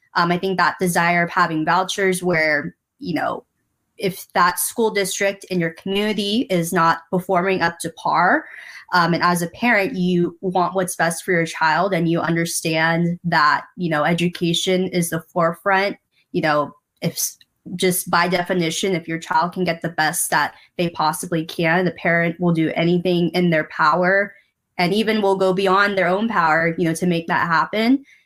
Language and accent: English; San Diego, California, United States; I was born and raised here in San Diego